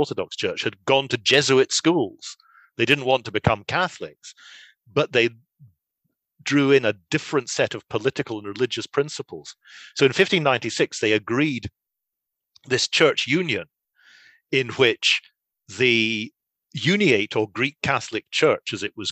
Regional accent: Scotland, United Kingdom; I speak English. That doesn't make me an Englishman. I'm a Scotsman.

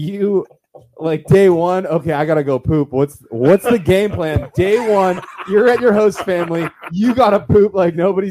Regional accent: Youngstown, Ohio, United States; We grew up in Youngstown.

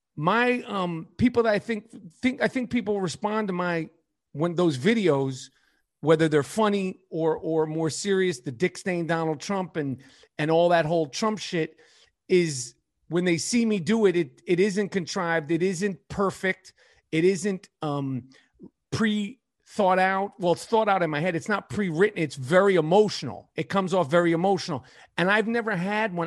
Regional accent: New York City, New York, United States; accent: New York; New York City, born and raised in New York City

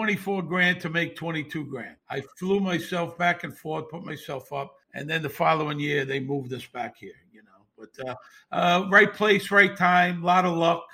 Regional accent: New York City, New York, United States; moved away as an adult; also born or lived in Las Vegas, Nevada; now in New York City, United States; I grew up in Bensonhurst, which at the time in the 60s and 70s was a big mob area, very big

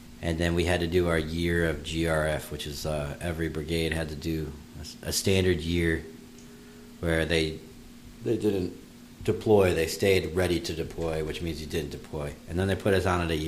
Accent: western Virginia, United States; now in Florida, United States; Virginia, in the western part of Virginia, but not West Virginia

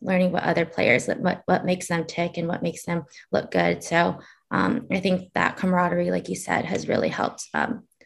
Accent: Hawaii, United States; I grew up in Hawaii

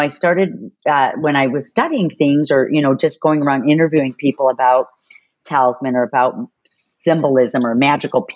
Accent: Chicago, Illinois, United States; moved away; also born or lived in San Diego; I grew up in Chicago and then I lived in San Diego for 7 years.

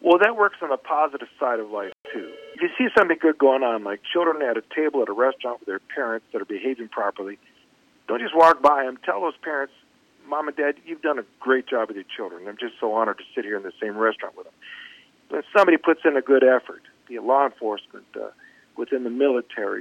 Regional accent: Minnesota, United States; I'm from Minnesota

